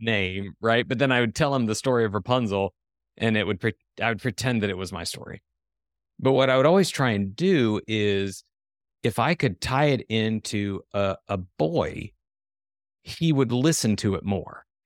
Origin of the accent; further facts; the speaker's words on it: Ohio, United States; now in Tennessee, United States; we grew up in Ohio, but somehow even my parents, everybody migrated down here